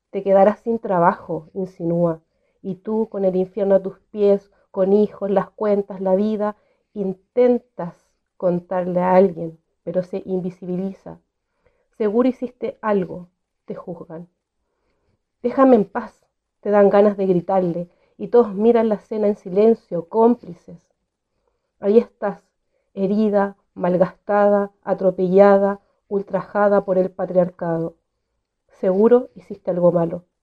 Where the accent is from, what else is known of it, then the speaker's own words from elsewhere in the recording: Arica, Arica y Parinacota, Chile; soy de Arica, Chile